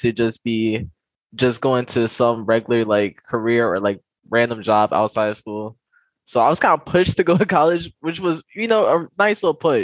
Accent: Chicago, Illinois, United States; I am from Chicago, born and raised Southside

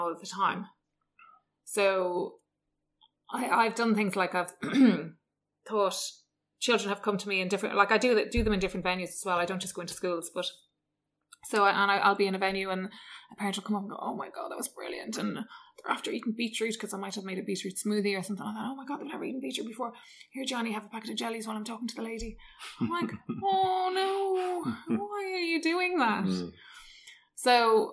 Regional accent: Dublin, Leinster, Ireland; also born or lived in Galway / Switzerland / United States; I'm from Dublin originally. Grew up in kind of the Dundrum, Sandyford area

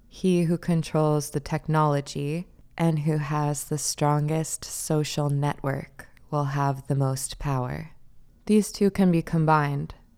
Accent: New York, United States; I'm a New Yorker, this is New York Podcast

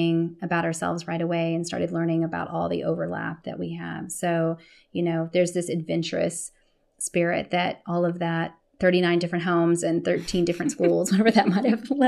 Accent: Texas, United States; born there; also born or lived in California / Stockholm, Sweden / Brussels, Belgium / Toronto, Canada; now in Austin, United States; I was born in Texas, went out to California, and then left to go live in Stockholm, Sweden, Brussels, Belgium, Toronto, Canada, and then came back to Austin.

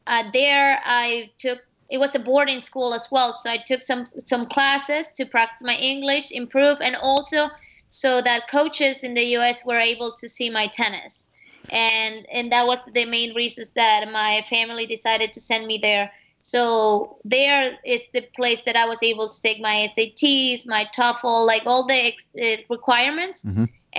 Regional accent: Ecuador; now in United States

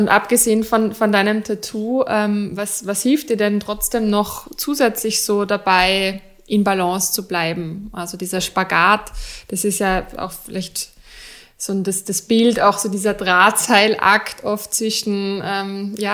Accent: Vienna, Austria; bei uns in Wien

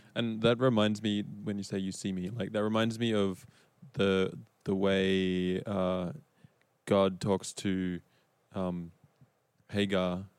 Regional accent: Australia; moved away as an adult; now in United States; I am Australian and I've been in the States now since 2017

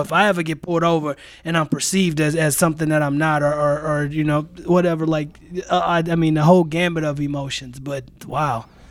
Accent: St. Louis, Missouri, United States; moved away as an adult; now in Green Bay, United States; I am born and raised in Saint Louis, Missouri

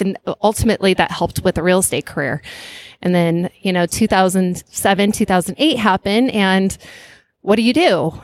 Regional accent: Flagstaff, Arizona, United States; now in San Francisco Bay Area, United States; I grew up in uh, northern Arizona, in a place called Flagstaff, Arizona

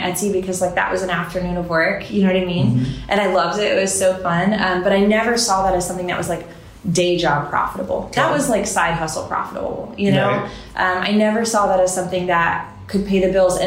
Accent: Florida, United States; moved away as an adult; also born or lived in Miami, Florida / Panama City, Florida; now in Nashville, United States; I grew up in Florida between Panama City and Miami

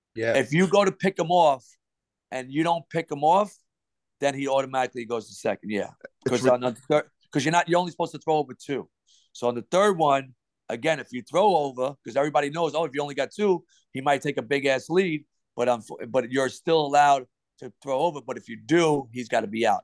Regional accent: New York City, New York, United States; moved away; born and raised in Brooklyn, uh, New York.

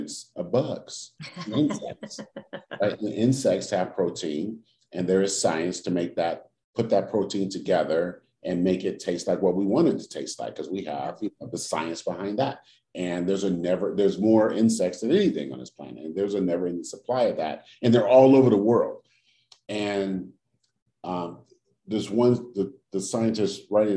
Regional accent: Oakland, California, United States; when I was growing up in Oakland, we didn't have yards to garden

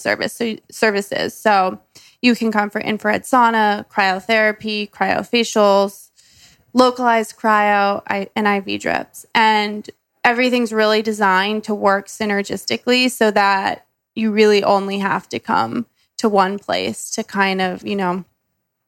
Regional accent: New York City, New York, United States; I'm a New Yorker

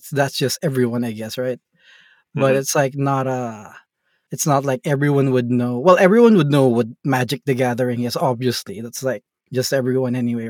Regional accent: Philippines; I'm from the Philippines and we're in an island in the Philippines, not in the main city.

